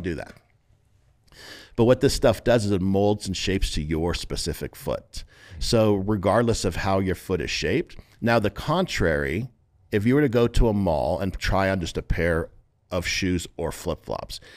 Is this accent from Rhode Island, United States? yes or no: no; San Diego, California, United States; now in Las Vegas, United States; I'm from San Diego originally. We're based in Las Vegas now, but grew up in San Diego.